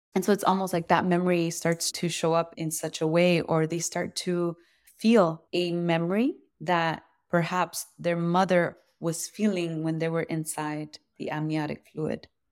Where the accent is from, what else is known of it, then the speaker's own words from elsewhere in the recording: Los Angeles, California, United States; I grew up around the Royal Seco here in Los Angeles